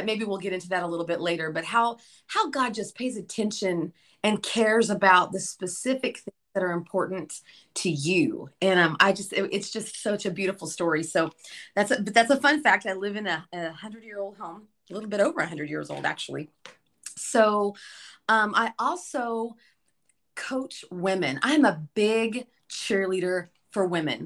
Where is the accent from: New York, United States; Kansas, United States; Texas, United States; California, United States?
Kansas, United States; Liberal; moved away; I am originally from Kansas, a tiny little town in the Midwest. It's called Liberal, Kansas